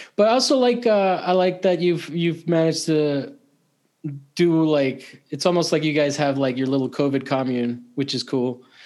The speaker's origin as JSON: {"language": "English", "country": "Italy", "tie": "born or raised there", "moved": "yes", "said": "I grew up in Italy"}